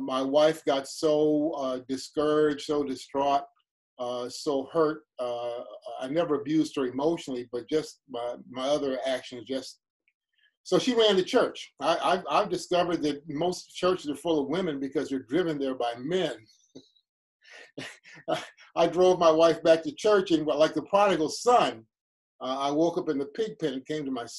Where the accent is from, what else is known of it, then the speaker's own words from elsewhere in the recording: Cleveland, Ohio, United States; also born or lived in Chicago; I grew up on 80th and Cedar, 80th off of Cedar in what's now called Fairfax